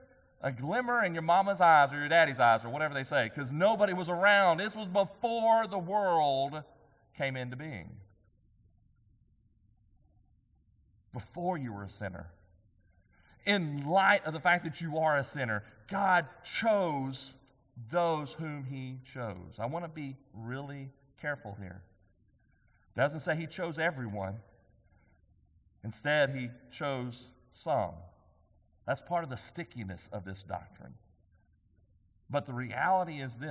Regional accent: White House, Texas, United States; also born or lived in Commerce, Texas; growing up in Commerce and then over in White House.

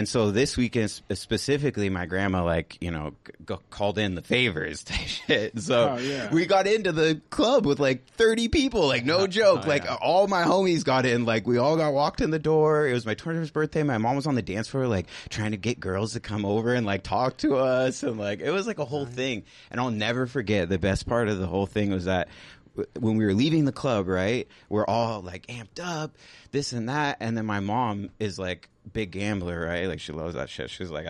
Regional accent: California, United States; I came from Orange County, so you know, like …, …, like shit like that was very popular back then.

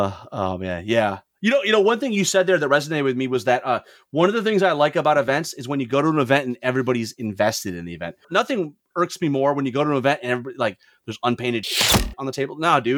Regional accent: Lansing, Michigan, United States; Oh, good, because I mean, Lansing's my hometown.

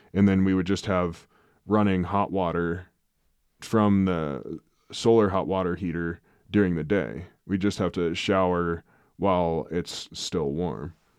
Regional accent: Midwest, United States; moved away; growing up in the Midwest, you have so much moisture and settling and freezing and thaws

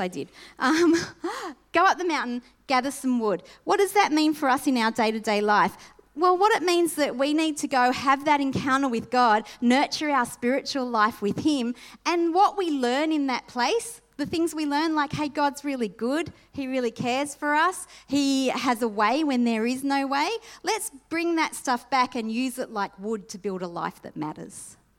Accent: Sydney, New South Wales, Australia; When I grew up in Sydney, and the household that I grew up in, my mum had passed away when I was 2

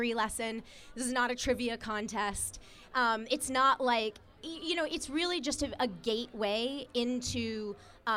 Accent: Atlanta, Georgia, United States; also born or lived in New York; now in Los Angeles, United States; I am from Atlanta originally

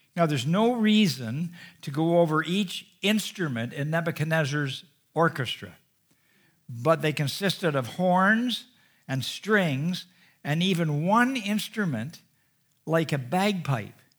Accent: Canada; being a Canadian

